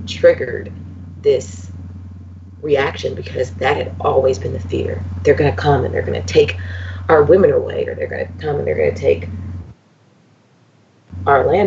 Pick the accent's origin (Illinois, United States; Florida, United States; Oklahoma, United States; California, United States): California, United States; Los Angeles; moved away; I'm originally from Los Angeles